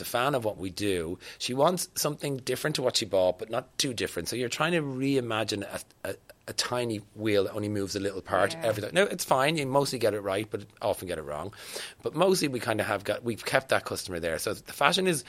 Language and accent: English; Ireland; as Irish people